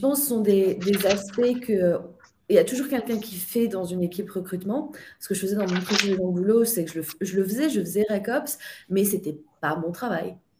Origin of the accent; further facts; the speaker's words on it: France; now in Ireland; je suis française, mais j'habite en Irlande